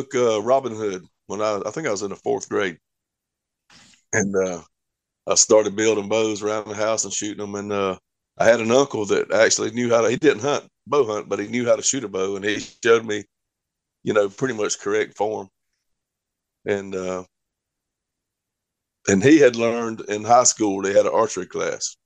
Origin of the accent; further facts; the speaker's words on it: South Georgia, United States; I'm from South Georgia